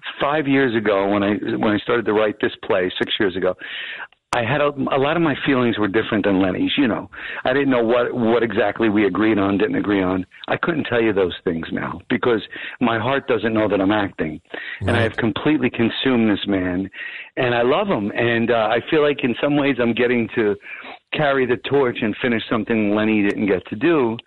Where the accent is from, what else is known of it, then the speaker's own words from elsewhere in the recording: Woodbridge, New Jersey, United States; I'm from Woodbridge.